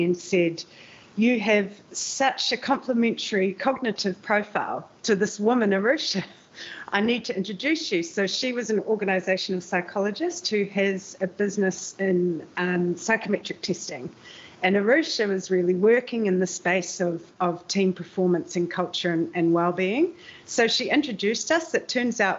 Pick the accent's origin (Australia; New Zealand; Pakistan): New Zealand; now in Amsterdam, Netherlands; I'm a New Zealander living in Amsterdam and the Netherlands